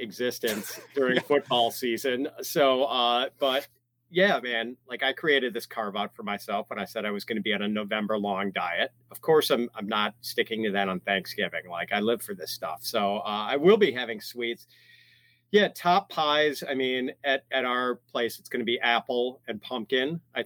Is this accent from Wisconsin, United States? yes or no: yes; Wisconsin, United States; I grew up in Wisconsin